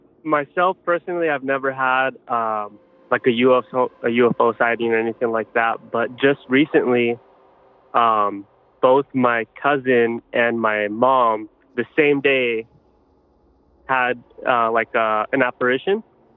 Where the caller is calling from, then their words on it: Los Angeles, California, United States; I'm calling from LA, California.